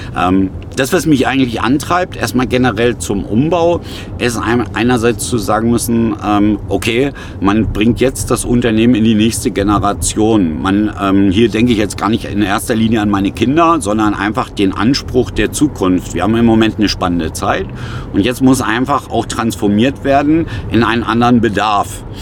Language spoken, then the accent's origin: German; Germany; uns als Deutsche